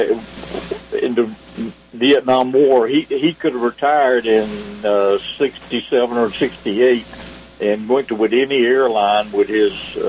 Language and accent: English; Reidsville, Georgia, United States; also born or lived in Swainsboro, Georgia; I was raised in Reidsville, Georgia